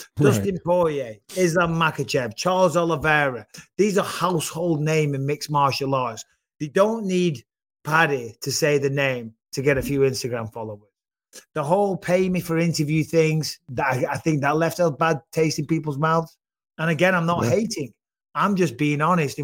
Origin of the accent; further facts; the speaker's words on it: United Kingdom; I'm British